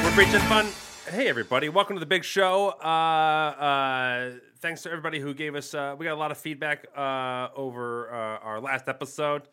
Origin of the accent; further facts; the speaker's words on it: Las Vegas, Nevada, United States; also born or lived in New York; I'm from Vegas. Uh, yeah, Vegas, Las Vegas